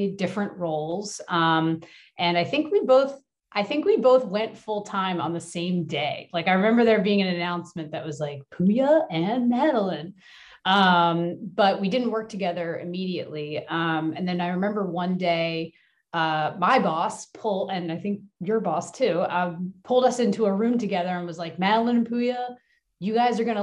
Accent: Flourtown, Pennsylvania, United States; I am from the Philadelphia area. I grew up in a place called Flower Town, which is like the baking flour, just north of Philadelphia

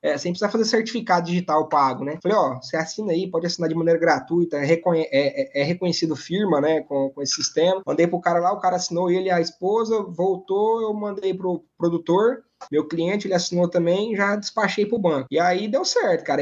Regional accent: southern Tocantins, Brazil; also born or lived in São Paulo state; sou paulista, mas hoje estou sediado aqui no sul do Tocantins. Minha família veio para cá logo eu ainda era pequeno

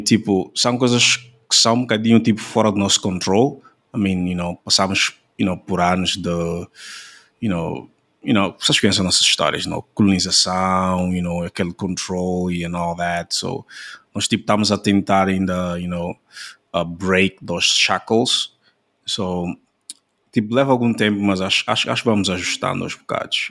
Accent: Angola; nós temos uma, uma uh, well, situação like, similar em Angola também, uh, yeah, tipo, as nossas línguas nacionais

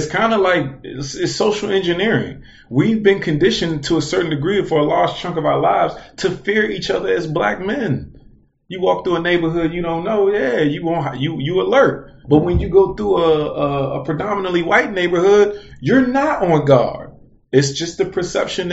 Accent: Washington, District of Columbia, United States; being born in America, and more so even being born in D.C.

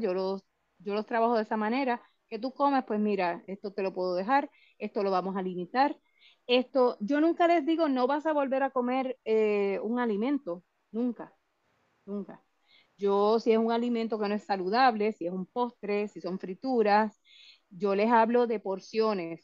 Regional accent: Puerto Rico; nosotros, y me incluyo como puertorriqueños

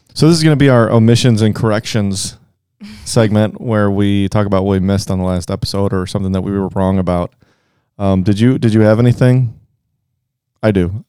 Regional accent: Cleveland, Ohio, United States; We're from Cleveland

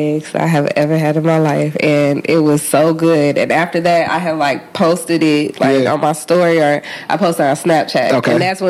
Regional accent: California, United States; now in Atlanta, United States; I'm from California, so I want to eat something that reminds me of home. And what I grew up eating was tacos from just about everywhere. And, like, pastrami sandwiches from this place called Keys, like, in the town that I grew up in.

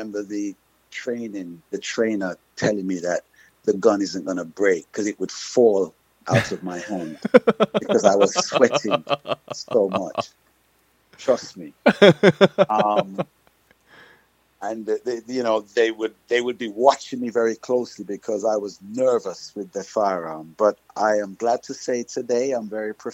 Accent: Jamaica; also born or lived in England / Cayman Islands; now in United States; I grew up in Jamaica

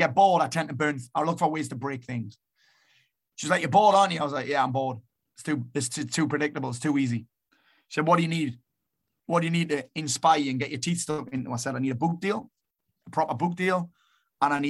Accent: Sunderland, North East England, United Kingdom; also born or lived in Marbella; now in South Shields, United Kingdom; I was born in Sunderland

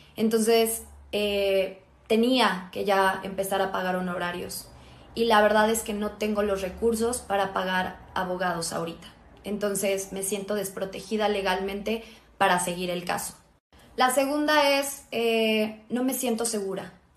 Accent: Mexico; Me siento bastante orgullosa como mexicana

